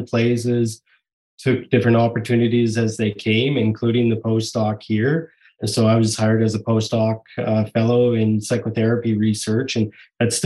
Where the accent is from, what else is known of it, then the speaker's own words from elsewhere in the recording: Rimbey, Alberta, Canada; moved away as an adult; now in Vancouver, Canada; I grew up in Alberta, a bunch of small towns throughout, but mostly in a little community called Rimby, Alberta